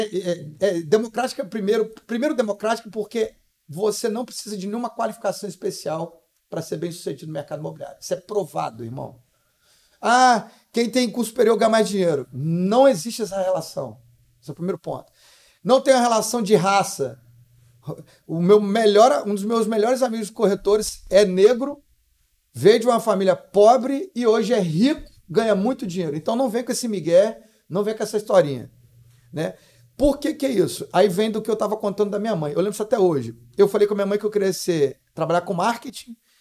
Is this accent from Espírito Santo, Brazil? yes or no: yes; Vila Velha, Espírito Santo, Brazil; also born or lived in Guarapari / Cachoeiro de Itapemirim; eu nasci em Guarapari, né? É, fui morar muito bebezinho em Cachoeiro do Sapemirim, fiquei só um aninho. O resto, a, maior, a, metade da minha vida eu vivi num bairro em Vila Velha chamado Araçás